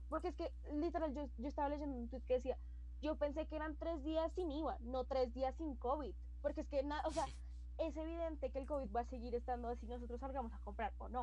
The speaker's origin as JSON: {"language": "Spanish", "country": "Colombia", "said": "como colombianos fuimos re estúpidos, pana."}